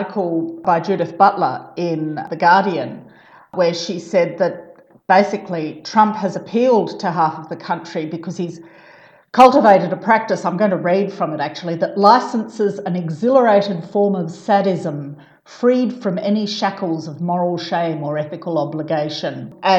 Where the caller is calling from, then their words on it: Brisbane, Queensland, Australia; I'm talking from Meanjin, which is also known as Brisbane, and I'm on Yuggera and Turrbal land.